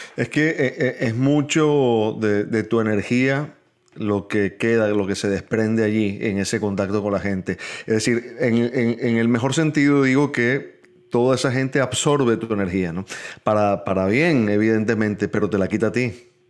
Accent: Venezuela; moved away; Los tres somos venezolanos viviendo fuera de nuestro país

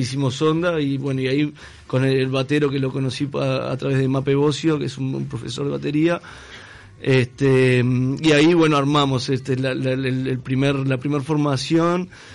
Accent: Juan Lacaze, Colonia, Uruguay; moved away; vine de la ciudad de Juan Lacase hace más de 10 años

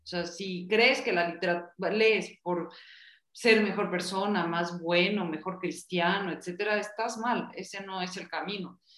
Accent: Bolivia; now in Mexico; yo soy una boliviana en México

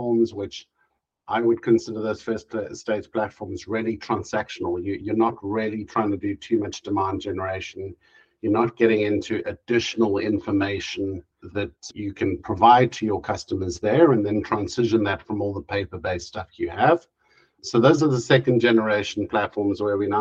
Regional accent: South Africa; moved away as an adult; now in Europe; I moved to Europe. I spent most of my life, a good 40 odd years growing up in South Africa

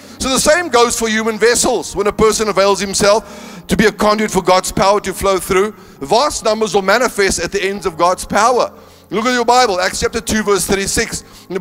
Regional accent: Northern Cape, South Africa; now in Cape Town, South Africa; I come from the Northern Cape. The highest thing we had there was a flyover

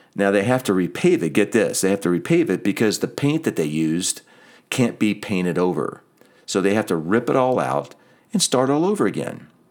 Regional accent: just outside of Atlantic City, New Jersey, United States; I grew up in New Jersey, just outside of Atlantic City

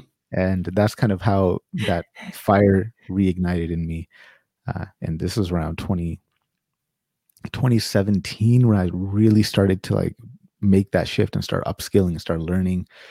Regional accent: Sacramento, California, United States; moved away as an adult; now in Winnipeg, Canada; originally I'm from California, Sacramento, California, born and raised

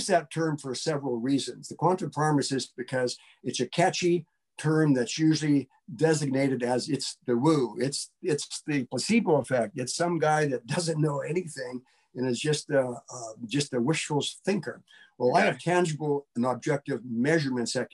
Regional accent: Butte, Montana, United States; I grew up in Montana

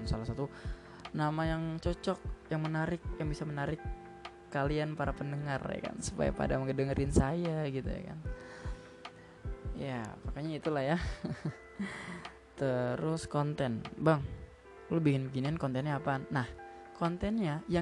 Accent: Jakarta, Indonesia; born there; Gue lahir di Jakarta, tepatnya 22 April 2003.

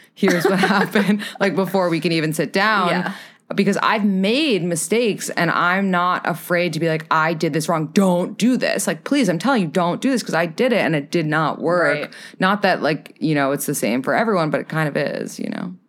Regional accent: New York City, New York, United States; I am from New York City

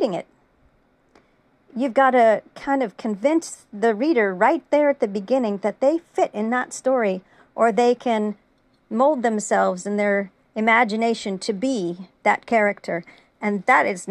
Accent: United States; I'm American

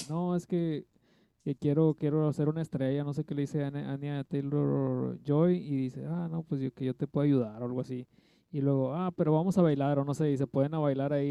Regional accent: Tlaxcala, Mexico; Soy de Tlaxcala, del lugar que no existe.

